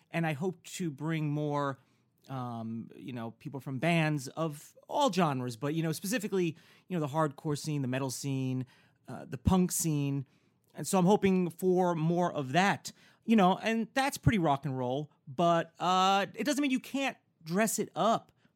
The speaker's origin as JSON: {"language": "English", "town": "Newburgh", "region": "New York", "country": "United States", "tie": "born or raised there", "also_born_or_lived": "Bergen County, New Jersey", "moved": "yes", "lives_now": "Los Angeles, United States", "said": "I'm I'm from New Jersey mm-hmm. originally, mm-hmm. you know, the Bergen County yeah. areas, you know. And then, you know, uh, at a pretty young, like 10 or whatever, I moved with my family to the Orange County area, which yeah. is Newburgh"}